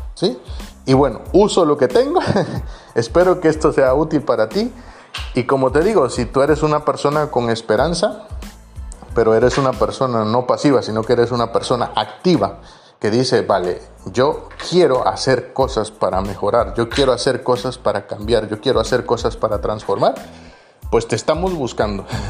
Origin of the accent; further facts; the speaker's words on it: Guatemala; moved away as an adult; now in Tarragona, Spain; yo lo he visto en mi país y lo he visto no solo en Guatemala, sino que lo he visto en Guatemala